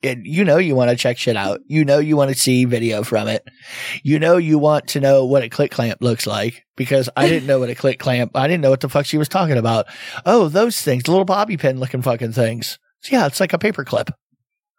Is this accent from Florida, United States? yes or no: yes; South Florida, United States; growing up in Florida, especially South Florida